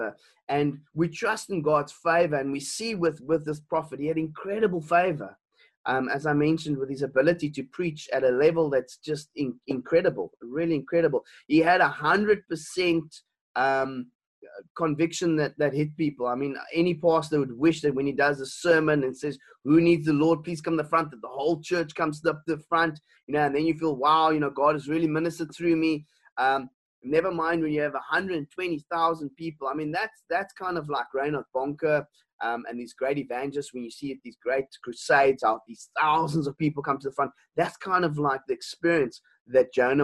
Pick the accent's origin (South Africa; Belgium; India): South Africa; Elgin, Western Cape; also born or lived in Stellenbosch; I come from a small town. I was born and bred in Elgin, and I was there in primary school